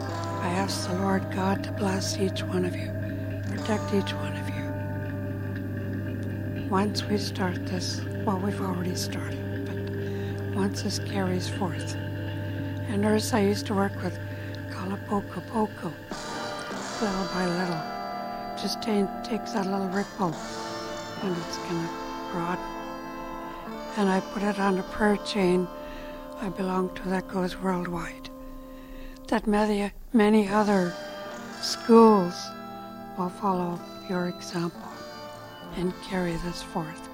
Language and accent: English; Songhees Lekwungen territory, British Columbia, Canada; I am from Songhees Lekwungen territory, born and raised there.